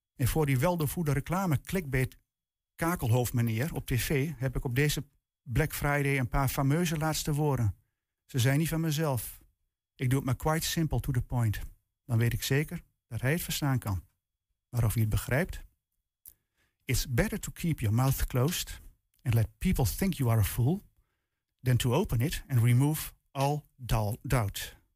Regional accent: Netherlands; als Nederlander en tevens Nederlandse taalliefhebber

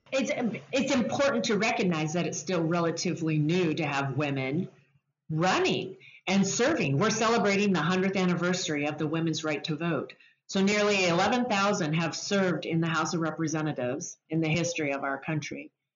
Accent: Spokane, Washington, United States; in Spokane, which is my hometown

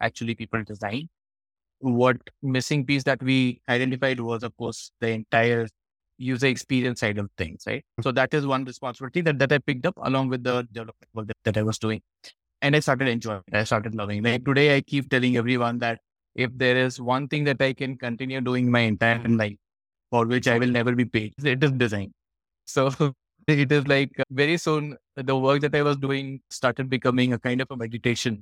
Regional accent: Varanasi, Uttar Pradesh, India; Varanasi, which I love, of course, it is my hometown

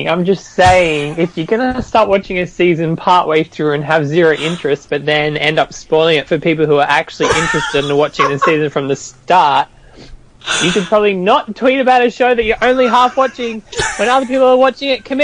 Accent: Australia; Uh, Australia.

